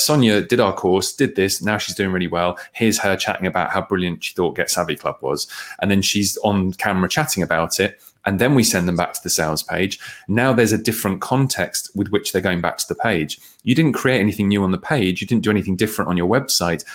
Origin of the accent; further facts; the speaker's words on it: Bedford, East of England, United Kingdom; I grew up in Bedford